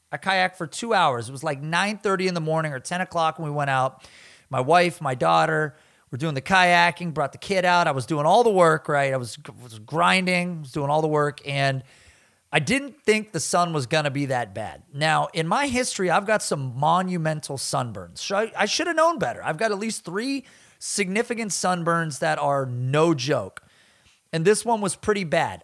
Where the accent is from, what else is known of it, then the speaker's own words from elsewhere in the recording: the Northwest, Pacific Northwest, United States; I am from the Northwest